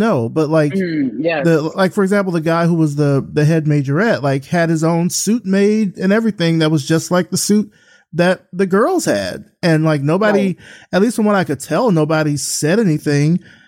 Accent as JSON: {"language": "English", "town": "Selma", "region": "Alabama", "country": "United States", "tie": "born or raised there", "said": "I grew up in a small town. I grew up in Selma, Alabama."}